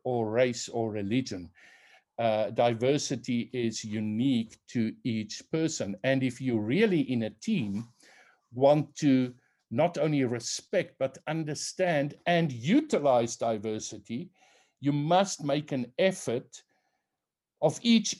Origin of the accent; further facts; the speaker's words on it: South Africa; I'm South African, that in South Africa I come from the Afrikaner tribe